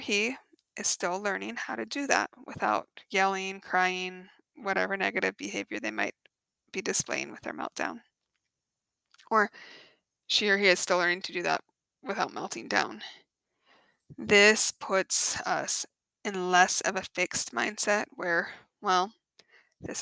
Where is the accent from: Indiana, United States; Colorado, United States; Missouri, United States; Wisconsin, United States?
Colorado, United States; moved away as an adult; now in Phoenix, United States; growing up in Colorado